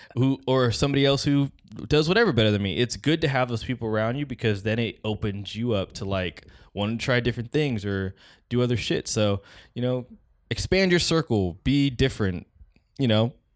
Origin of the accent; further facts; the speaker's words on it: West Coast, United States; we're from the West Coast